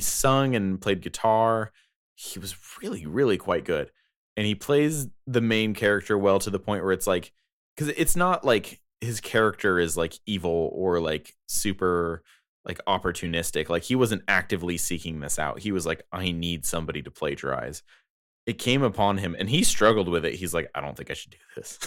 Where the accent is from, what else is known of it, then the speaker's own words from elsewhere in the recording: United States; I am American